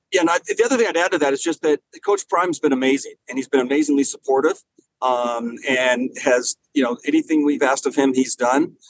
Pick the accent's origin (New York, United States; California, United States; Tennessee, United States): California, United States; Los Angeles; moved away; I grew up in Los Angeles, but my mom was from from the Denver area